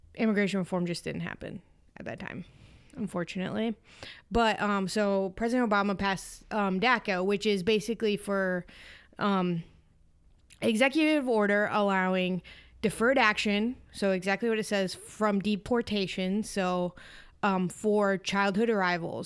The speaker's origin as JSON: {"language": "English", "region": "Iowa", "country": "United States", "said": "I'm from Iowa"}